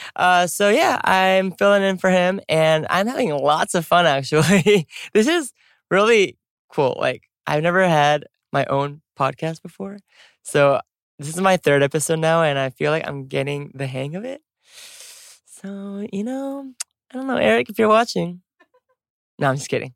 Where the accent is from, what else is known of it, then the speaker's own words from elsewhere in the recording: United States; moved away; also born or lived in Korea; I'm American